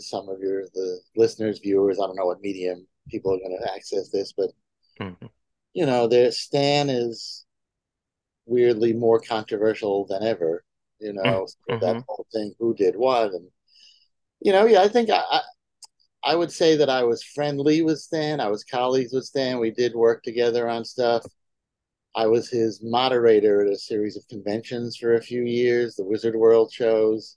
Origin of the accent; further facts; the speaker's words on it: New York City, New York, United States; I was born and raised in Manhattan